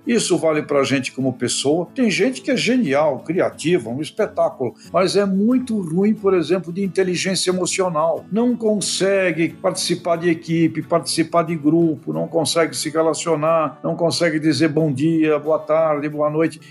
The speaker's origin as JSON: {"language": "Portuguese", "town": "Santos", "region": "São Paulo", "country": "Brazil", "tie": "born or raised there", "said": "Eu vivi, nasci em Santos, eu estava estudando em São Paulo"}